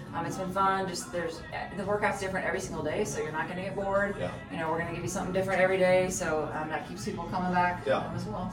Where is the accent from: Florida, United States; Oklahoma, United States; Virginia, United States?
Oklahoma, United States; Norman; also born or lived in Colorado; I grew up here in Norman. Right. So I'm from here.